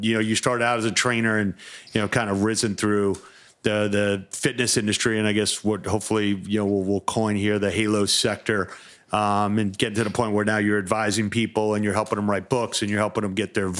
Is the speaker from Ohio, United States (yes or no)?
no; Westbury, New York, United States; I'm from Westbury